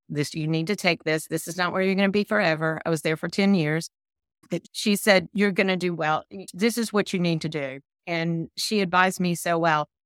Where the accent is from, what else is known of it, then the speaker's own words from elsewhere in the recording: the South, United States; accent: Southern; my Southern accent